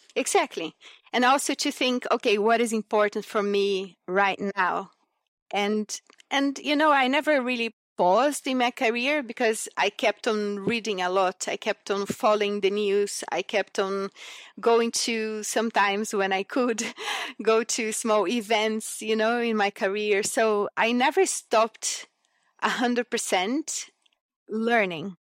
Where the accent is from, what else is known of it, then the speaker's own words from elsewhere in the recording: Brasília, Federal District, Brazil; moved away as an adult; also born or lived in Cerrado region, Brazil / Japan; So I grew up in Brasilia, so the, the capital city of Brazil